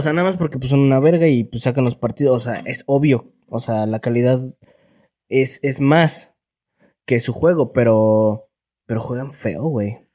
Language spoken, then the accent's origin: Spanish; Mexico; me, hace sentir mexa